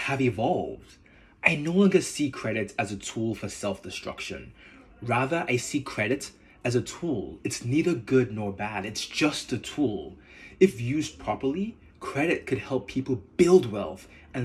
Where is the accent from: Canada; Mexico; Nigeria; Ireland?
Nigeria; accent: Nigerian; moved away as an adult; now in United States; my Nigerian accent.